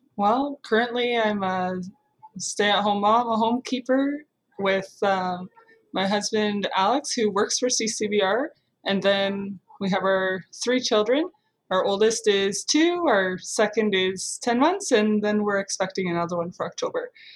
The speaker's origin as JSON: {"language": "English", "town": "Guelph", "region": "Ontario", "country": "Canada", "tie": "born or raised there", "said": "I grew up in Guelph, Ontario"}